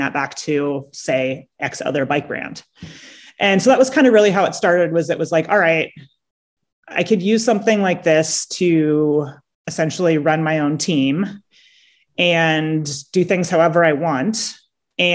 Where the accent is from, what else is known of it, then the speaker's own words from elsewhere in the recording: San Diego, California, United States; I grew up in San Diego.